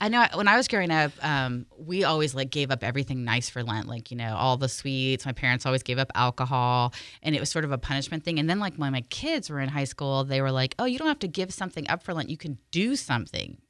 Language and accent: English; California, United States; I'm from California, but my parents are both from Ireland